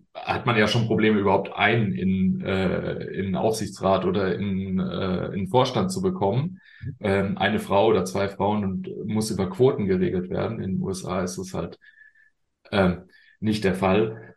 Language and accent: German; Germany; wir sind da manchmal als, als äh, Deutsche